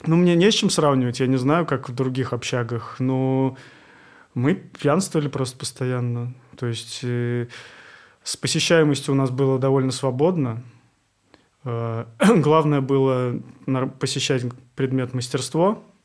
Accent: Kazan, Tatarstan, Russia; moved away as an adult; also born or lived in Moscow; now in Saint Petersburg, Russia; Я рос на Лосовиновском, на кварталах

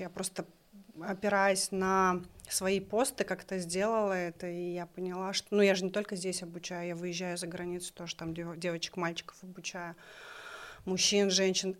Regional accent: Kokshetau, Akmola Region, Kazakhstan; мы жили в городе Кукшетау

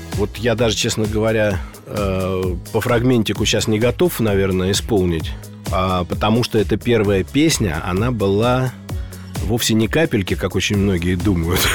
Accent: Moscow, Russia; мой родной город – Москва

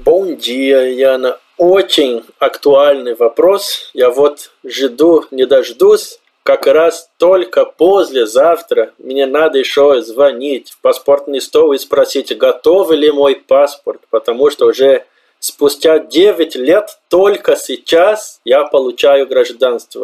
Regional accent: Brazil; Russian is a second language; moved away as an adult; also born or lived in Colombia; now in Obninsk, Russia; Примерно так мы говорим в Бразилии

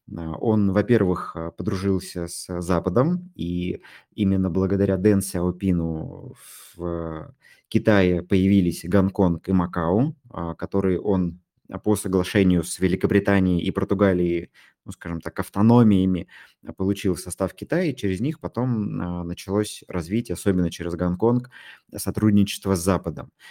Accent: Tomsk, Tomsk Oblast, Russia; Вот не из Москвы, я из Томска

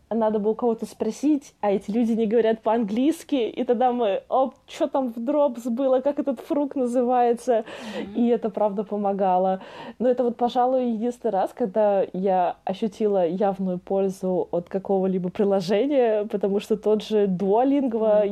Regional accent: Russia; moved away as an adult; also born or lived in France; из России

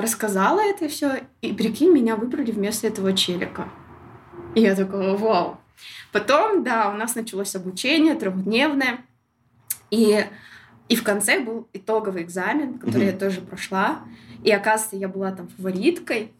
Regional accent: Shymkent, Kazakhstan; moved away as an adult; also born or lived in Almaty; я могу вырваться из Шимкента

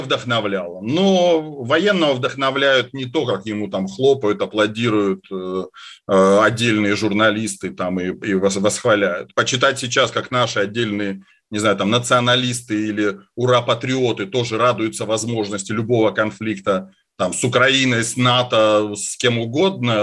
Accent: Caucasus, Russia; moved away; я вырос на Кавказе

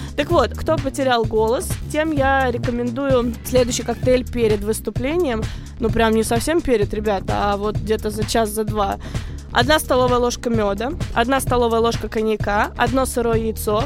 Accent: Moscow, Russia; also born or lived in Rostov Oblast; now in United States; я приезжала из Москвы к бабушке в Ростовскую область

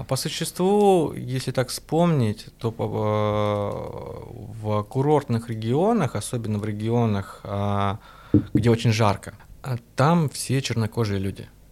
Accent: Russia; я из России

